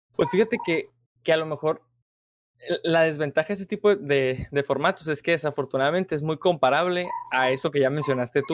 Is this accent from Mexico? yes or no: yes; Mexico; como nosotros mexicanos